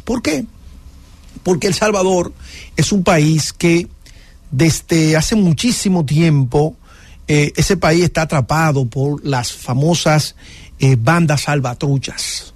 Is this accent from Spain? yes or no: no; Dominican Republic; en la República Dominicana no tendría sentido, porque nosotros tenemos, eh, vamos a decir, un orden